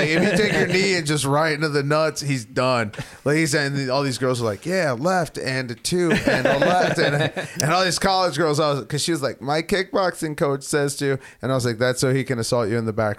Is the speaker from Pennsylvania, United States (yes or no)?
no; Detroit, Michigan, United States; I'm from Detroit